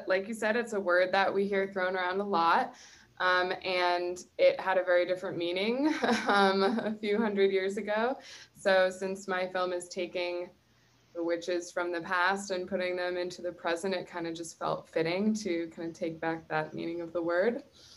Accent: New England, United States; Growing up in New England, we learned about Salem in a lot.

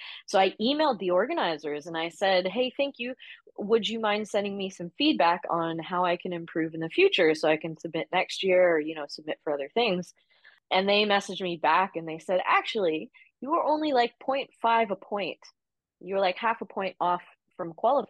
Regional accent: Canada; moved away as an adult; now in Australia; I'm Canadian

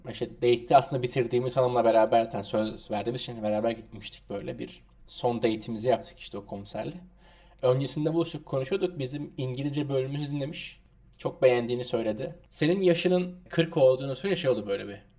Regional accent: Turkey

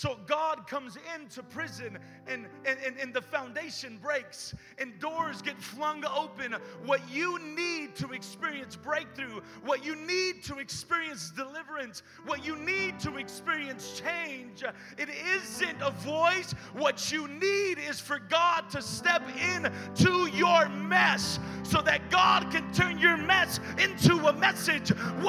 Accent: Richmond, United States; Listen, I'm from Richmond.

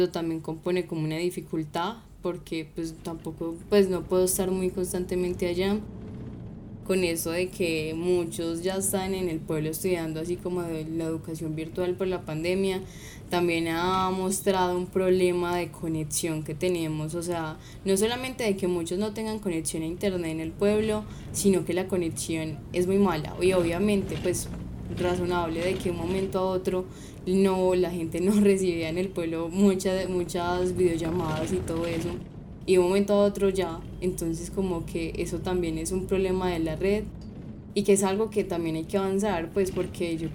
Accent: Jericó, Antioquia, Colombia; soy de Jericó y eh, represento el suroeste en la plataforma departamental de Juventudes.

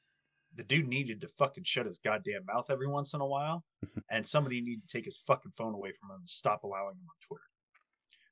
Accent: United States; we as Americans

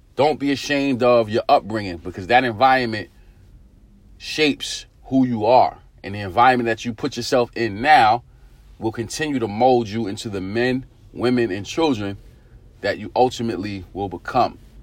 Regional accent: New York City, New York, United States; growing up in Eastern New York, Brooklyn

